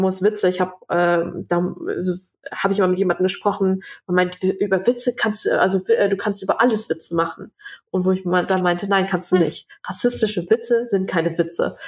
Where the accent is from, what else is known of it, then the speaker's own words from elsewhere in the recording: Germany; ich bin hier geboren, meine Eltern äh, äh zwar nicht